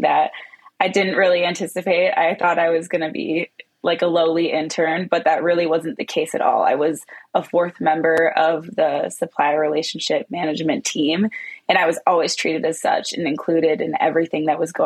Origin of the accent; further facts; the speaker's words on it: Pittsburgh, Pennsylvania, United States; moved away as an adult; also born or lived in East Lansing, Michigan; I am from Pittsburgh, Pennsylvania